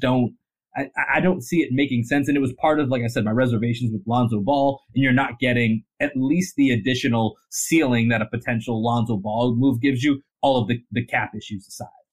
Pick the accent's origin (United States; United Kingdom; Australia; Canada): United States; Boston, Massachusetts; now in Austin, United States; I grew up in Dorchester, grew up in Boston